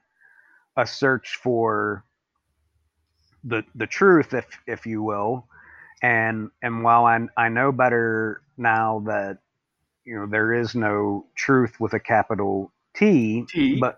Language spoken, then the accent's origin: English; Appalachia, West Virginia, United States; I come from Appalachia in West Virginia.